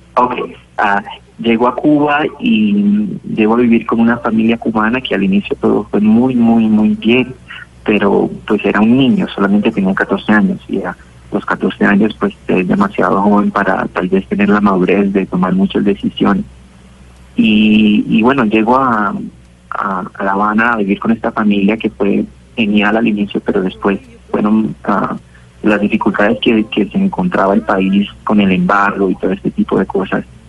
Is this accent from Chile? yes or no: no; Cali, Valle del Cauca, Colombia; also born or lived in Buenaventura, Colombia; Y después me mudo acá y con, mi familia a, al barrio Agua Blanca